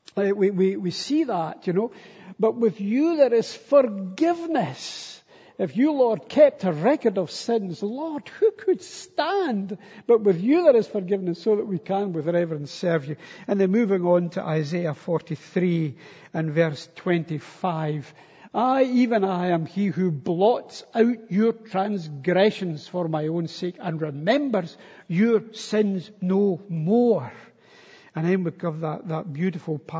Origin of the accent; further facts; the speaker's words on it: Stenhousemuir, Scotland, United Kingdom; moved away as an adult; also born or lived in Istanbul; I was from Stenhouse Muir